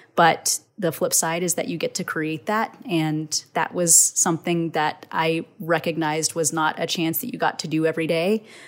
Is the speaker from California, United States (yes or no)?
no; Texas, United States